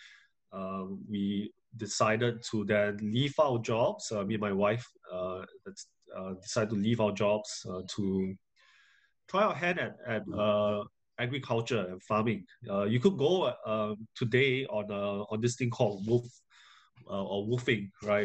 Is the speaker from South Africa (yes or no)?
no; Singapore; moved away as an adult; also born or lived in United Kingdom; coming back to Singapore, it was great, because it was a period of re-exploring the country, which I grew up in.